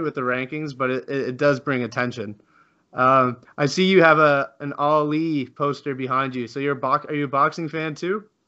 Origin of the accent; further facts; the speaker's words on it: Canada; I'm Canadian too